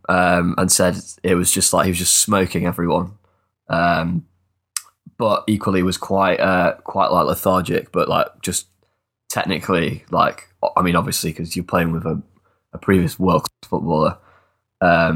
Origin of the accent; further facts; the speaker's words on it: England, United Kingdom; being English, coming from the UK